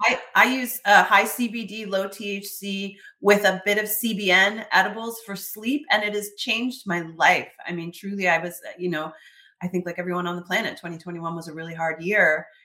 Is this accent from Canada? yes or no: yes; Canada; I'm Canadian. I love Canada.